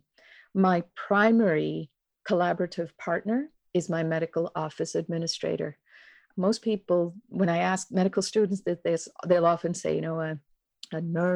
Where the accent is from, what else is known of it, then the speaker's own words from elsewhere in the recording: India; also born or lived in Kincardine, Ontario, Canada / London, Ontario, Canada; now in Halifax, Canada; I was born and raised in India. My family immigrated to Kincardine on the shores of Lake Huron in Ontario.